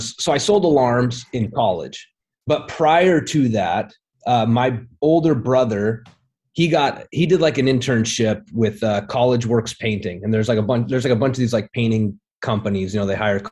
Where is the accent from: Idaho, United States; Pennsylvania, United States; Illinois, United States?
Idaho, United States; Twin Falls; I'm a kid from a small town in Idaho. Twin Falls, Idaho